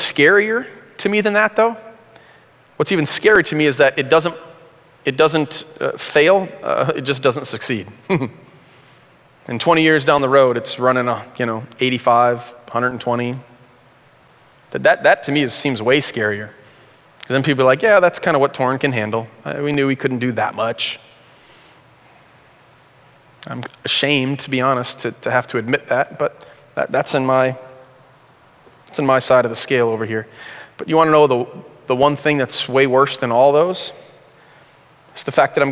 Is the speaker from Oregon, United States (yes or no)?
no; Flint, Michigan, United States; When I was in high school, I grew up in Flint.